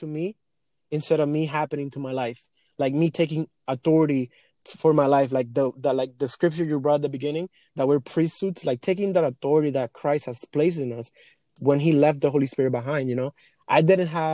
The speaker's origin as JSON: {"language": "English", "country": "Dominican Republic", "tie": "born or raised there", "also_born_or_lived": "Europe", "second_language": "English", "moved": "yes", "lives_now": "New York, United States", "said": "I was born and raised in the Dominican Republic. I came to this country 10 years ago, 2010"}